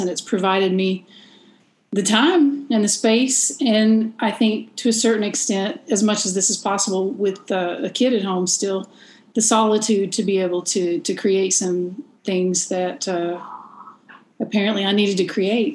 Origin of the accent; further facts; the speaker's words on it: Eastern Kentucky, United States; I'm from Eastern Kentucky